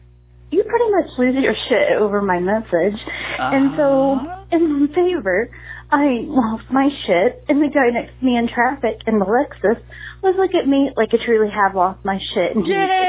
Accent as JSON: {"language": "English", "country": "Ireland", "said": "I'm Irish and I had too much booze."}